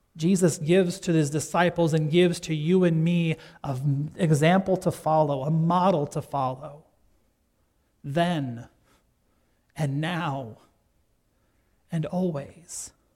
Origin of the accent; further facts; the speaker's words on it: Gregory, South Dakota, United States; my hometown of Gregory, South Dakota